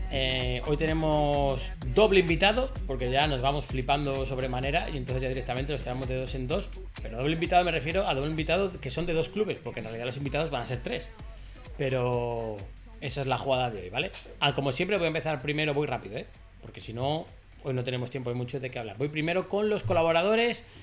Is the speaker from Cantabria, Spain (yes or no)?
yes; Cantabria, Spain; la mayoría de los que hacemos el podcast somos cántabros